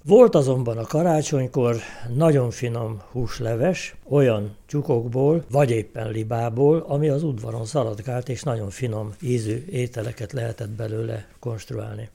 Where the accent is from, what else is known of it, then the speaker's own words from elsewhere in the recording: Nyírlövő, Szabolcs-Szatmár-Bereg, Hungary; a legklasszikusabb nyírségből származom, nyírlövőről